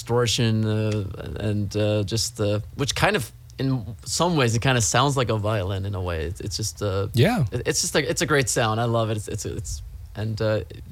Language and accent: English; Trondheim, Trøndelag, Norway; moved away as an adult; now in Los Angeles, United States; I'm from Norway, first of all. I'm from the third largest city of Norway, which is Trondheim